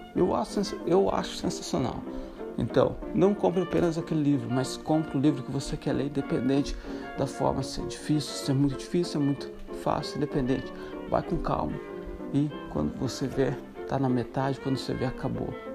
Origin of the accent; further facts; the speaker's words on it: Santa Catarina, Brazil; moved away as an adult; also born or lived in Morocco / Ireland / Chile / Greece; now in Netherlands; sou brasileiro de Santa Catarina, nasci em Santa Catarina, no sul do Brasil